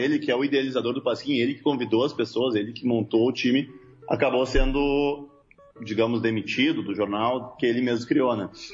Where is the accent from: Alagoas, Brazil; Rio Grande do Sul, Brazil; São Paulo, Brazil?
Rio Grande do Sul, Brazil; Porto Alegre; nós somos de Porto Alegre